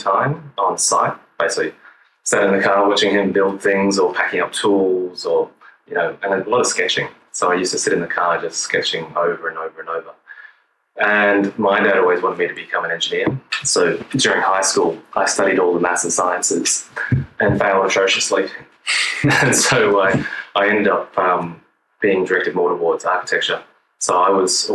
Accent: Kuranda, Queensland, Australia; I grew up in a little town called Kuranda, which is in the north of Australia, so hot and tropical.

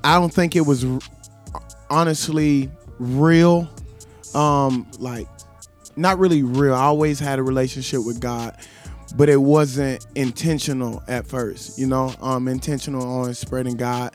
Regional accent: LaGrange, Georgia, United States; moved away as an adult; also born or lived in Alabama; now in Jonesboro, United States; I'm from LaGrange, Georgia. I'm 25 years old. Currently living in Jonesboro.

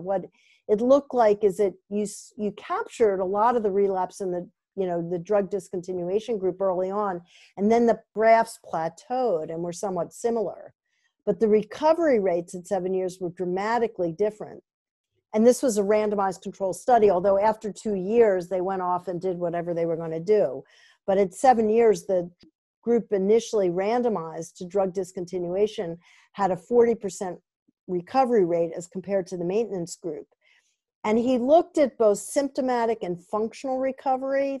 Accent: Vermont, United States; I'm from Vermont

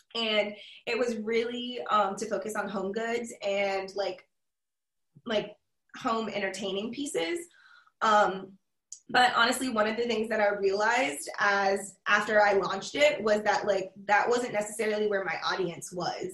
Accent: Charleston, South Carolina, United States; born or raised there; now in Columbia, United States

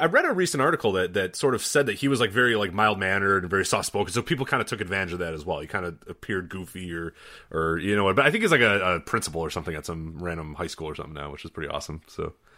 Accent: Chicago, Illinois, United States; growing up in Chicago

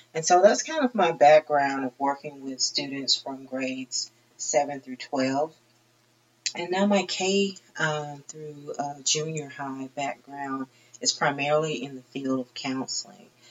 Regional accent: Troy, Alabama, United States; moved away as an adult; also born or lived in Long Beach, California / San Diego, California / Chula Vista, California / Tifton, Georgia; I grew up in the Troy, Alabama area

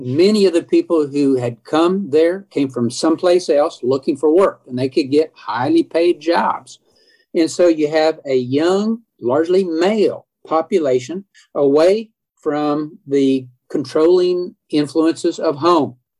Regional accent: Edmond, Oklahoma, United States; Growing up in Edmond, we had zero black families here

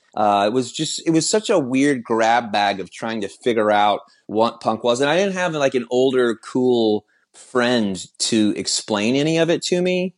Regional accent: Austin, Texas, United States; I'm from Austin, Texas

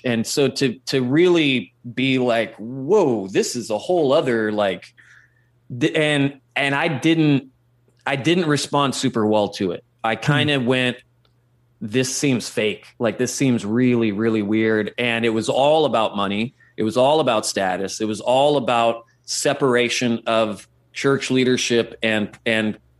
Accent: Central Valley of California, United States; I grew up in the Central Valley of California, which is like a farming community.

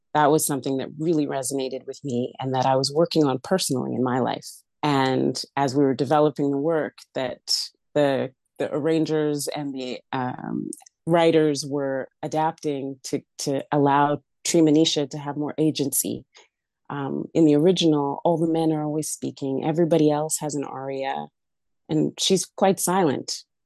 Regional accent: Alberta, Canada; moved away; Born and raised in Alberta. I call myself a prairie chick.

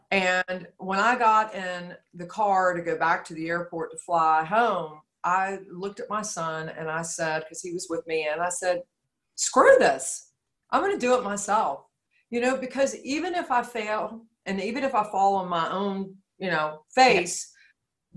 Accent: Georgia, United States; I'm from Georgia. The natural resource here is clay

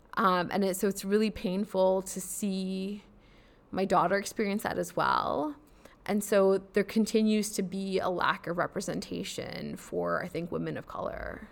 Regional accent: United States; moved away as an adult; I am of South Asian descent, so I'm South Asian American

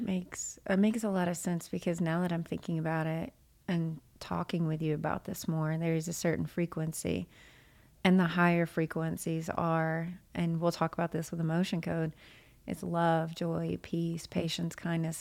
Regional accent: Jonesboro, Arkansas, United States; moved away as an adult; also born or lived in Nashville, Tennessee; now in Jonesboro, United States; I grew up in Arkansas

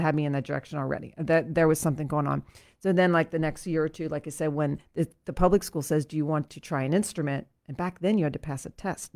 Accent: Lancaster, Pennsylvania, United States; I grew up in Saint James Episcopal Church, which is here in Lancaster.

